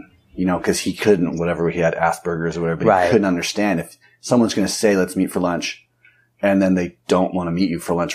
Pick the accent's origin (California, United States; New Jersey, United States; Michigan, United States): California, United States; growing up in California